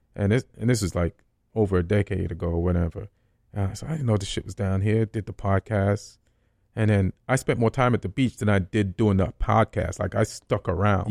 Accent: Saint Catherine, Jamaica; also born or lived in Spanish Town, Jamaica / Old Harbour, Jamaica / New York, United States; now in Los Angeles, United States; I grew up a lot in Saint Catherine

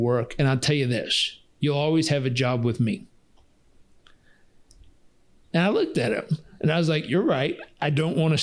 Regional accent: Southern California, United States; I was stubborn from Southern California.

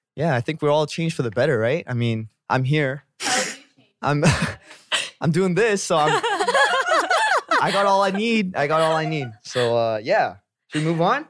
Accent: Vancouver, British Columbia, Canada; moved away as an adult; now in Korea; I'm from Vancouver

